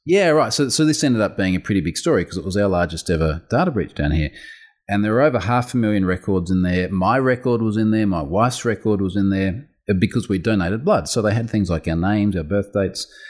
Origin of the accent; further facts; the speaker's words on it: Australia; accent: Australian; I'm Australian.